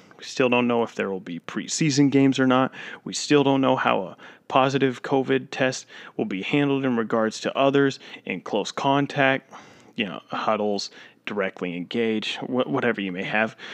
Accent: Florida, United States; the state I live in, my home state of Florida

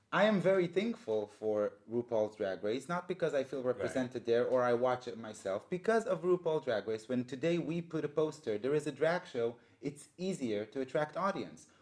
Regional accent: Israel; moved away; I was born and raised in Israel

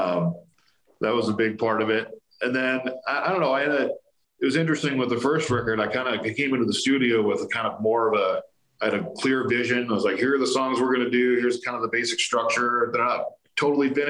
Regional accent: Colorado, United States; also born or lived in California; I was born there, but I came to Colorado when I was 4 years old

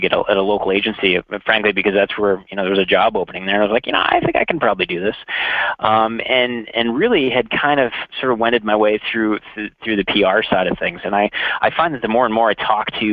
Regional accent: Central Maine, United States; moved away as an adult; now in Minneapolis, United States; I'm from New England originally, so I'm from Central Maine.

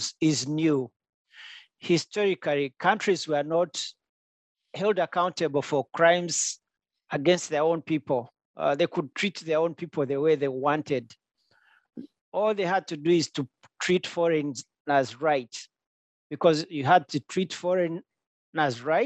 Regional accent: Rwanda; now in Olney, United States; I'm from Rwanda

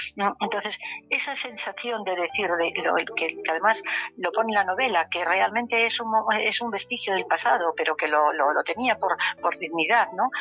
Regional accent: Galicia, Spain; como buena gallega

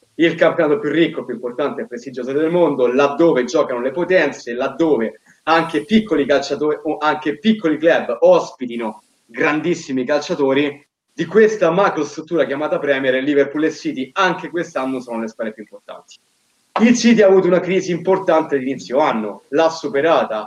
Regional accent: Rome, Lazio, Italy; dalle mie parti prettamente capitoline

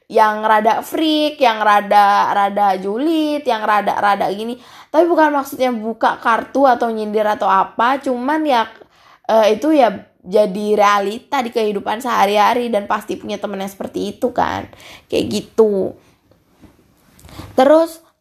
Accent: Bali, Indonesia; e, eh, gue orang Bali kak uh, eh, gue orang Bali guys e, soalnya gue agama Hindu

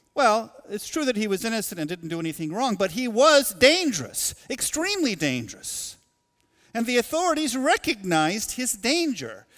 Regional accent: Portland, Oregon, United States; now in Goshen, United States; The place, uh, that I was born, Portland, Oregon, is meaningful to me.

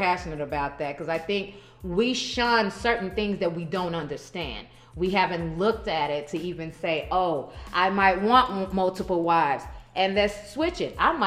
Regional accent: Nigeria; I come from a culture, by the way. I'm Nigerian.

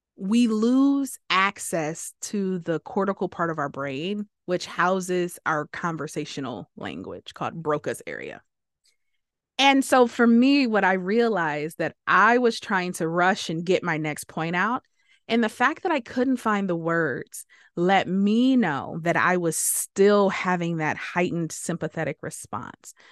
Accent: Detroit, Michigan, United States; I grew up in Detroit

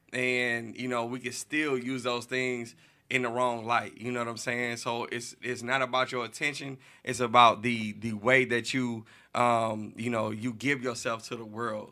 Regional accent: St. Louis, Missouri, United States; I'm from Saint Louis. I'm from all the bad blocks, you know what I'm saying? Um, I grew up a little bit, you know, everywhere

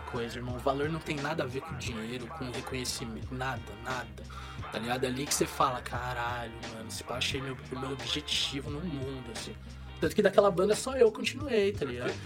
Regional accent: São Paulo, Brazil; now in São José dos Campos, Brazil; eu sou nascido e criado em São Paulo, né, mano? Nasci na Moca

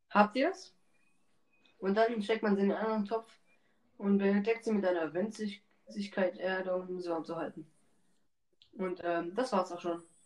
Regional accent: Germany; bei uns in Deutschland

